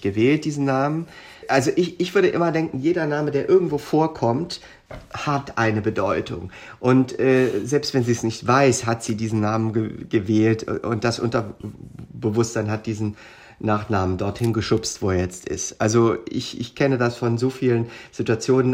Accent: Darmstadt, Hesse, Germany; accent: Hessisch; moved away as an adult; da in Darmstadt, wo wir äh, dann auch alle zusammen zur Schule gegangen sind. Da sprechen wir ich sage mal, als Lingua Franca mhm. dann sehr viel Hessisch

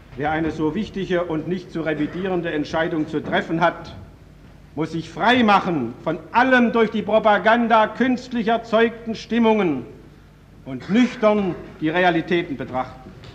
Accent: Baden-Württemberg, Germany; also born or lived in Karlsruhe; als Badener, der nach wie vor in Karlsruhe seinen Wohnsitz hat

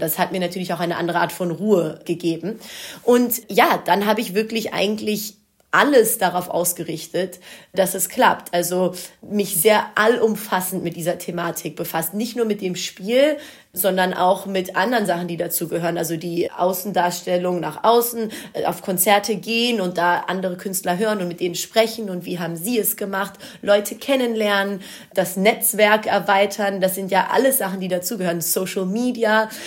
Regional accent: Wuppertal, North Rhine-Westphalia, Germany; first language Greek; Ich bin in Deutschland geboren und aufgewachsen

